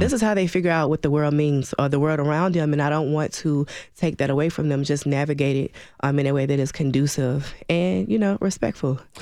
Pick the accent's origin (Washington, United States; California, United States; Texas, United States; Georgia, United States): Georgia, United States; Atlanta; moved away as an adult; also born or lived in Birmingham, Alabama / Clarksville, Tennessee; now in Nashville, United States; I was born in Birmingham, Alabama, raised in Atlanta, Georgia